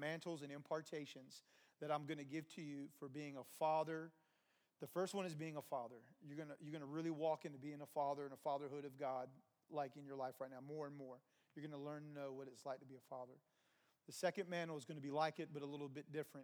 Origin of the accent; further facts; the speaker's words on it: New Jersey, United States; moved away; I grew up in New Jersey for a time.